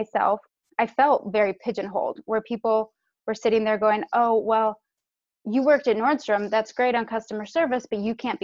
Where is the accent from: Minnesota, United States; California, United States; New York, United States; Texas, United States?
California, United States; San Francisco; I'm actually sixth generation born and raised in San Francisco.